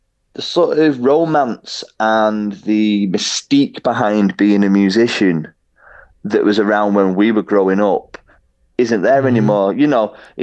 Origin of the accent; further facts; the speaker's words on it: Warrington, North West England, United Kingdom; also born or lived in Liverpool / Manchester; And then my mum and dad moved out of Liverpool into Warrington